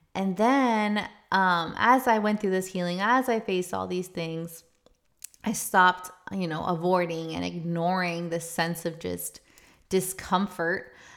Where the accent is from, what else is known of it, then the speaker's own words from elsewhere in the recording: South Florida, United States; moved away as an adult; also born or lived in Chicago; We're from South Florida.